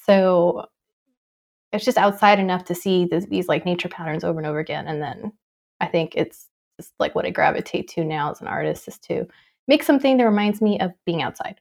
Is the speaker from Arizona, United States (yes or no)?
yes; Tucson, Arizona, United States; moved away; also born or lived in California; I grew up in Tucson before I moved to California.